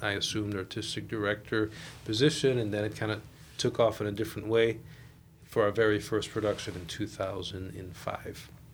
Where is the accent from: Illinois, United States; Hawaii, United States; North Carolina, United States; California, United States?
Illinois, United States; Chicago; I am uh, Puerto Rican, born and raised in La Villita